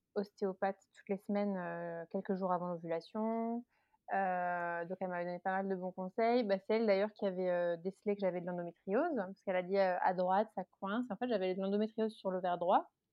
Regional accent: Alsace, Grand Est, France; moved away as an adult; now in Paris suburbs, France; j'habite en banlieue parisienne depuis 10 ans. je suis originaire d'Alsace

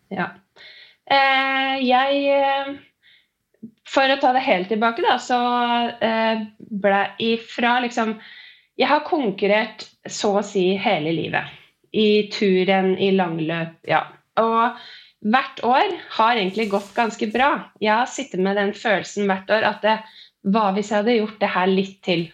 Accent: Øyer, Innlandet, Norway; moved away as an adult; now in Oslo, Norway; Jeg er eh, opprinnelig fra Gudbrandsdalen Øyer. Men jeg har bodd i Oslo de siste elleve årene

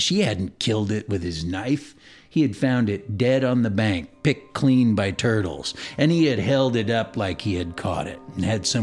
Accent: California, United States; So I grew up here in the Bay Area, but my family always kept a house in very rural southern Missouri, where my mother was from.

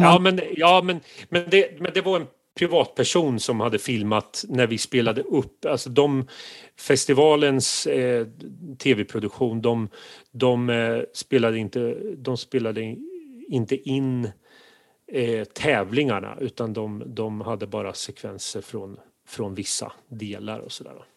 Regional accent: near Kisa, Östergötland, Sweden; från Kisa som eh, ligger i eh, närheten där jag är uppvuxen

